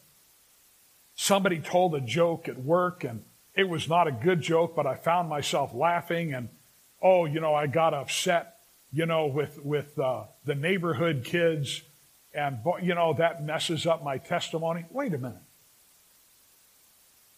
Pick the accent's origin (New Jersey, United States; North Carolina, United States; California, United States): California, United States; Los Angeles; now in Sacramento, United States; I grew up in the San Fernando Valley.